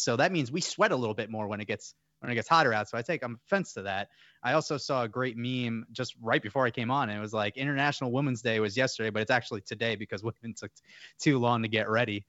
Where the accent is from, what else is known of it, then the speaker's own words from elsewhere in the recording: New York, United States; also born or lived in Fort Myers, Florida; now in Florida, United States; I'm actually a New Yorker